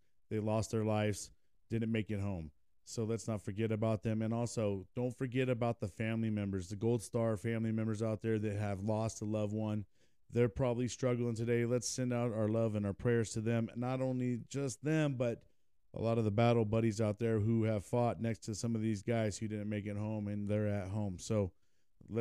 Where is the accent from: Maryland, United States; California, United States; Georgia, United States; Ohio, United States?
California, United States; Lancaster; I grew up here in Lancaster, California